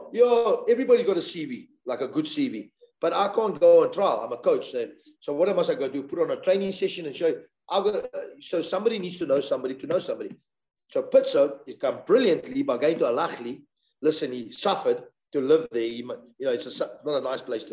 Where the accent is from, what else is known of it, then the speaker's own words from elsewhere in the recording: South Africa; where are you from? South Africa